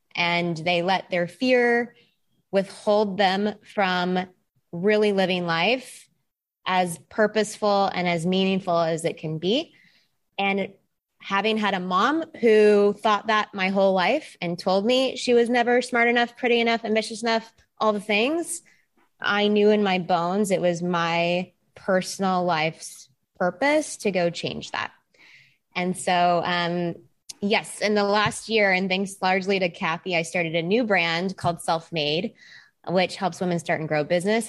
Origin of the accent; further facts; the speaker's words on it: Texas, United States; moved away; I am originally from Texas.